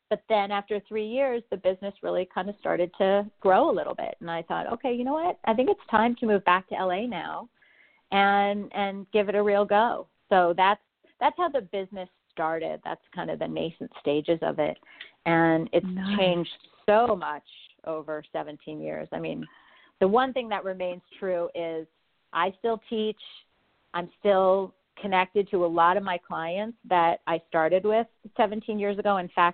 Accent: Montreal, Quebec, Canada; now in Los Angeles, United States; I mean, I kind of consider myself to be one because we moved to California in the 70s, but I'm actually Canadian. I'm from Montreal.

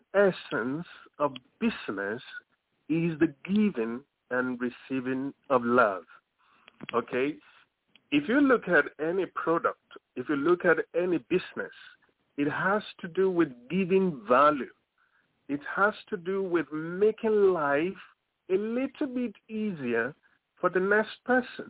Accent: Lagos, Nigeria; moved away as an adult; now in United States; I'm from Lagos, Nigeria. It's somewhere in the center of Africa. That is where I was born. That is where I grew up, in Lagos

